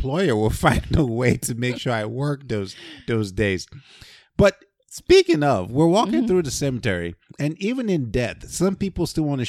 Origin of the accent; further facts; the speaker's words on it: Nigeria; I grew up in Nigeria, right?